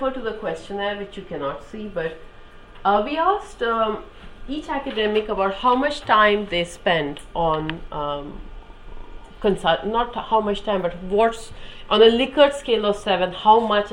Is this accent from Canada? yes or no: no; India; moved away as an adult; now in United Kingdom; I grew up in India